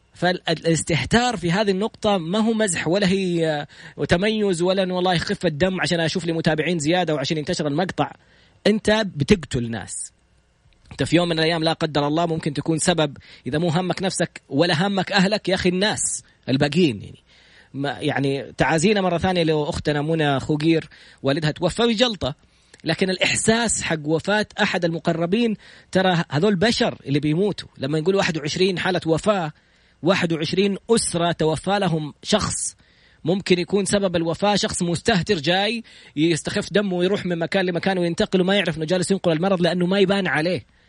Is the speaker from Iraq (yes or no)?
no; Saudi Arabia; انا سعودي